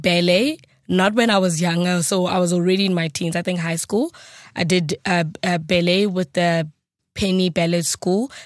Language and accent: English; South Africa; English is a second language; as a South African